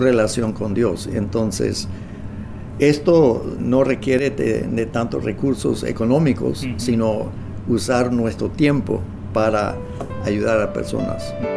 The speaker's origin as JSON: {"language": "Spanish", "area": "near Swift Current", "region": "Saskatchewan", "country": "Canada", "also_born_or_lived": "Nicaragua / Manitoba", "second_language": "Spanish", "moved": "as an adult", "said": "Ambos somos del área de, bueno, de la provincia de Saskatchewan, ah, eh, cerca de la ciudad de Swift Current"}